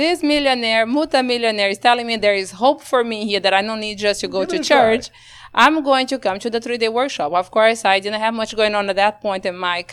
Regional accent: Brazil; English is a second language; also born or lived in Round Rock, Texas; now in Texas, United States; born and raised in Brazil, in the middle of the Amazon with no infrastructure

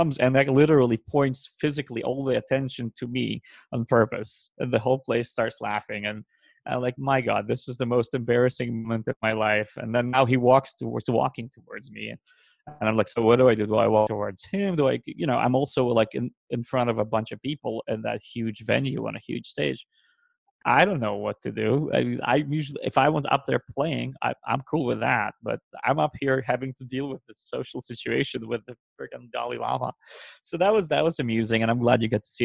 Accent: Israel; English is a second language; moved away; the town I grew up in Israel when we immigrated to Israel

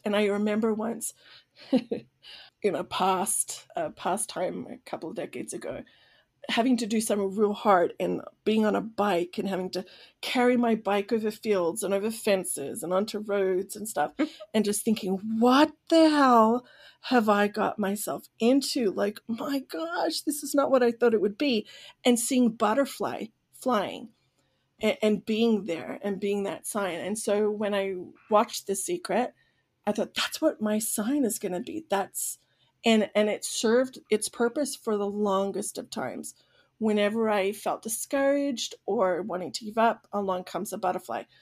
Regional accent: Sydney, New South Wales, Australia; now in United States; I was born and raised in Sydney, Australia

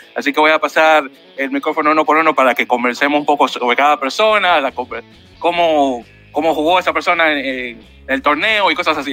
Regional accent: Dominican Republic; sí, soy dominicano

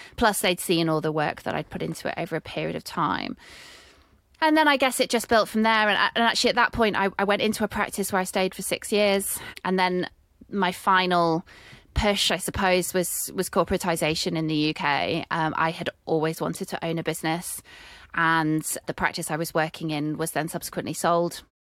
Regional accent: United Kingdom; accent: British; I'm British

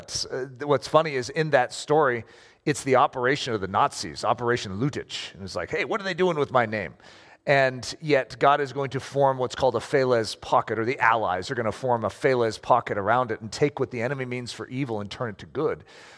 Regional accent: United States; I have a name that is German, a middle name that is British, and I'm American.

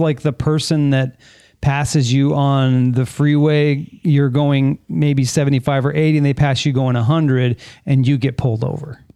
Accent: San Fernando Valley, California, United States; I grew up in the San Fernando Valley

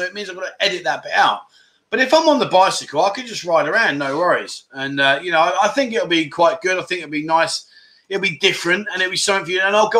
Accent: London, United Kingdom; now in Pattaya, Thailand; I'm from London

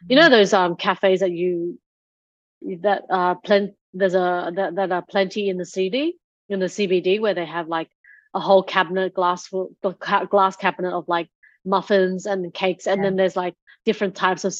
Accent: Australia; we were growing up in Australia

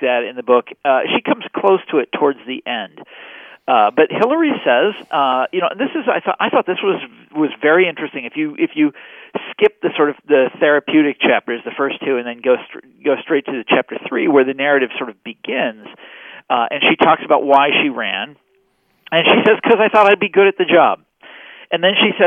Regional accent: Kansas City, United States; moved away; I'm from Kansas City, and when I was in high school, we played a game called College Bowl, where you would answer trivia questions. This is in Kansas City

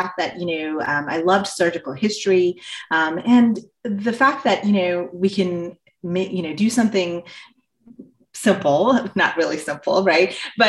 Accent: India; moved away as an adult; also born or lived in Southeast Asia; I grew up in Southeast Asia and I came here, at the start of my undergrad. And, I grew up in Southeast Asia. I'm originally from India.

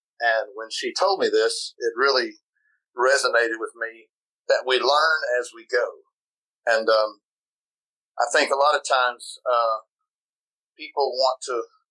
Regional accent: Florida, United States; moved away as an adult; now in South Carolina, United States; I'm from Florida

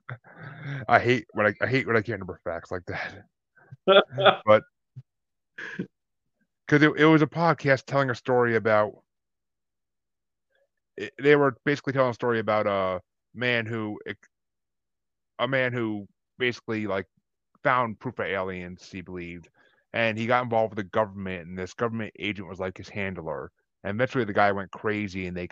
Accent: Kingston, New York, United States; moved away; I grew up in Kingston, New York, like 2.5 hours north

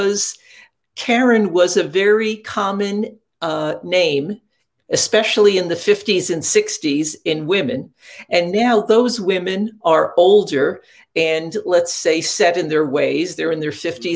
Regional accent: Catskill Mountains, upstate New York, United States; I grew up in upstate New York in the Catskill Mountains.

